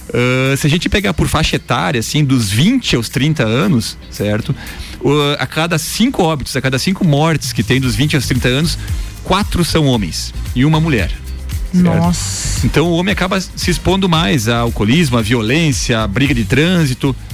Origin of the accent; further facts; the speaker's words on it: Erechim, Rio Grande do Sul, Brazil; now in Lages, Brazil; Eu sou gaúcho, sou de Erechim, no Rio Grande do Sul.